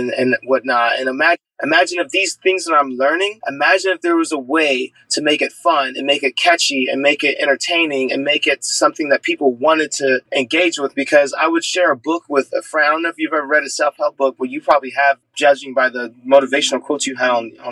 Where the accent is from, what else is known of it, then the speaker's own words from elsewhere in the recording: San Diego, California, United States; I grew up in San Diego, California, in a family of four